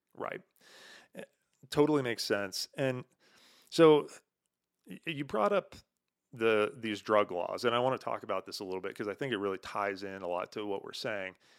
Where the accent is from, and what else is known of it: United States